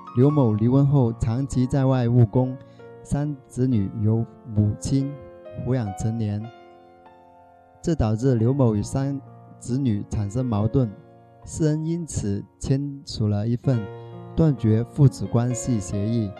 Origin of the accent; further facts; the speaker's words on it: Shaoguan, Guangdong, China; now in Dongguan, China; 我来自广东韶关